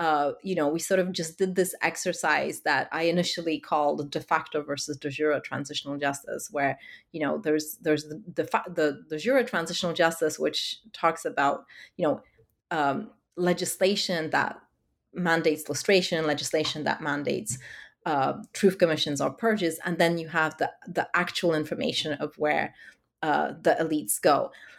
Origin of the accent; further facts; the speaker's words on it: Warsaw, Masovian Voivodeship, Poland; growing up in Warsaw of the 90s. It was such an unstable time, such a dangerous time.